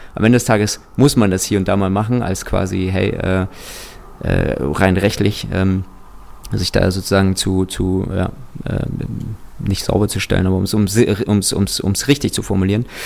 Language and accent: German; Kazakhstan; ich bin tatsächlich in Kasachstan geboren